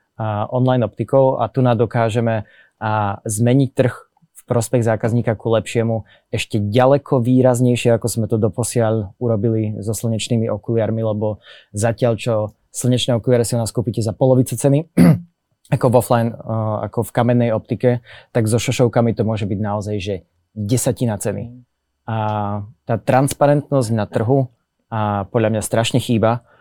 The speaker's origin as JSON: {"language": "Slovak", "country": "Slovakia", "said": "Sme Slováci, sedíme na Slovensku"}